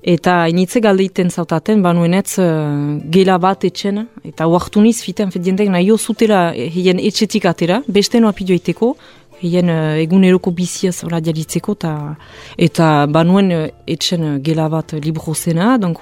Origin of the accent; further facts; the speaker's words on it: Hasparren, Nouvelle-Aquitaine, France; sortzez azpagnekoa niz